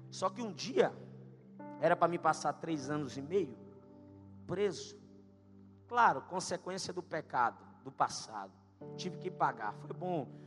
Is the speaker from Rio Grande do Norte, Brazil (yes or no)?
yes; Natal, Rio Grande do Norte, Brazil; accent: nordestino; moved away as an adult; now in Goiânia, Brazil; eu sou lá de Natal, Rio Grande do Norte. É conhecida como a terra do sal e do sol.